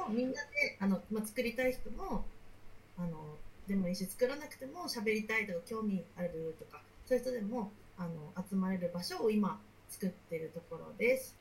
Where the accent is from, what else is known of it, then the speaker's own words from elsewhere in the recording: Akita, Japan; その秋田で、まあ、生まれ育って